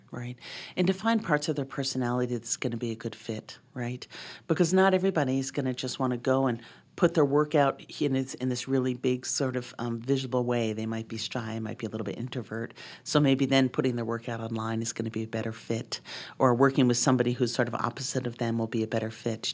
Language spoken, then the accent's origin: English; Boston, Massachusetts, United States; now in Montana, United States; I grew up in Boston.